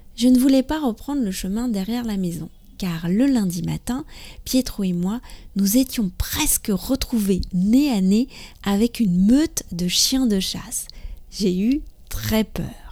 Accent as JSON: {"language": "French", "country": "France", "said": "je suis française, j'habite près de Paris"}